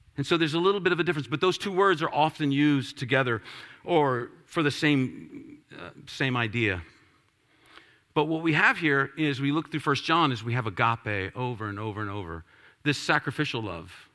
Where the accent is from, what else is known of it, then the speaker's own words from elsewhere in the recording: Washington, District of Columbia, United States; I'm from Washington, D C